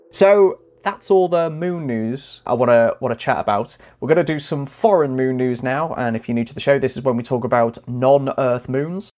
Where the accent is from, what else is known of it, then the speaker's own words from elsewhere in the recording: North Wales, United Kingdom; I grew up in North Wales